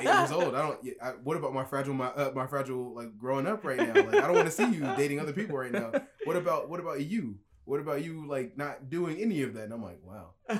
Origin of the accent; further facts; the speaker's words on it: the South, United States; we're more southern